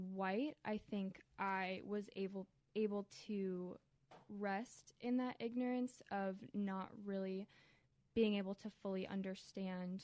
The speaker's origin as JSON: {"language": "English", "town": "Columbia", "region": "Maryland", "country": "United States", "tie": "born or raised there", "said": "I grew up here in Columbia, Maryland, to a Christian home"}